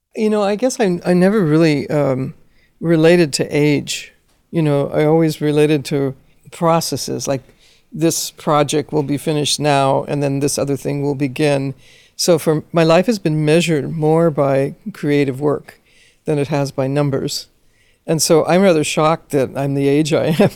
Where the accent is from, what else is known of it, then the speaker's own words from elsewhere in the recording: Los Angeles, California, United States; as a Chicana growing up in Los Angeles